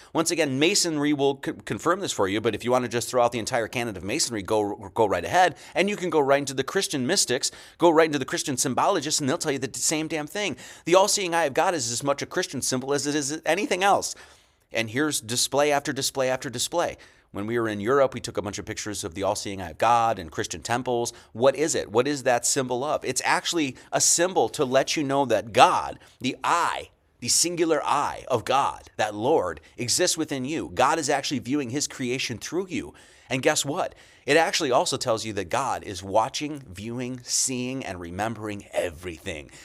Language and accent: English; Monroe, Wisconsin, United States; I grew up in Monroe, Wisconsin, it's on the border of southern Wisconsin, Illinois